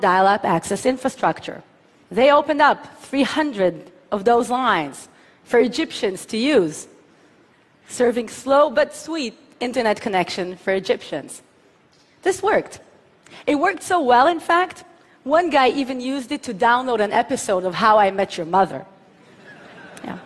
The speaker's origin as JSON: {"language": "English", "town": "Tel Aviv", "region": "Tel Aviv District", "country": "Israel", "tie": "born or raised there", "said": "my hometown of Tel Aviv"}